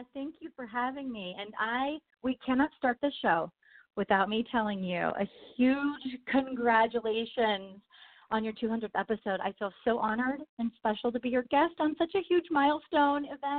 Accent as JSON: {"language": "English", "area": "San Francisco Bay Area", "region": "California", "country": "United States", "tie": "born or raised there", "also_born_or_lived": "Benin", "moved": "as an adult", "lives_now": "London, United Kingdom", "said": "I'm born and raised in the San Francisco Bay Area"}